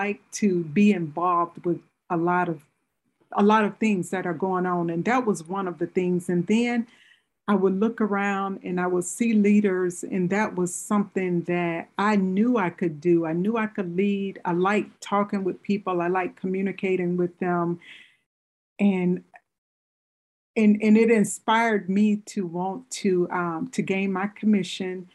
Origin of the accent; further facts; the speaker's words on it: Mississippi, United States; moved away as an adult; now in Michigan, United States; I'm originally from Mississippi too